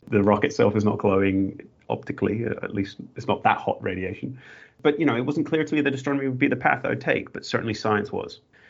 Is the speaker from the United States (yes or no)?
no; Northern Ireland, United Kingdom; now in Australia; I was growing up in Northern Ireland